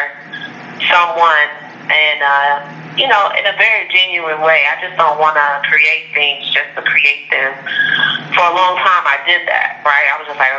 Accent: Las Vegas, Nevada, United States; I was born in Las Vegas.

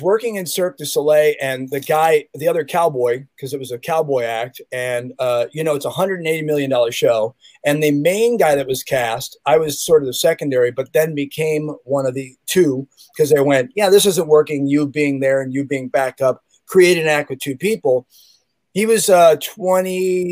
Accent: Chicago, Illinois, United States; now in Santa Cruz, United States; I remember as a kid in Chicago, because I'm from Chicago, Illinois, 60616 Southside

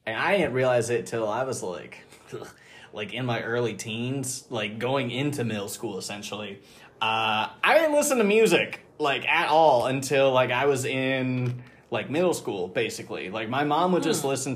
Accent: Kansas City, Missouri, United States; grew up in Kansas City my whole life.

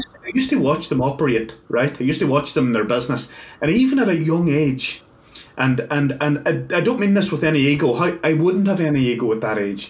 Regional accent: Northern Ireland, United Kingdom; I'm from Northern Ireland

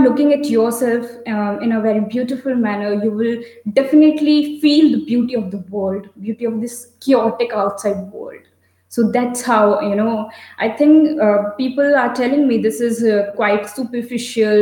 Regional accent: North India, India; I'm from North India

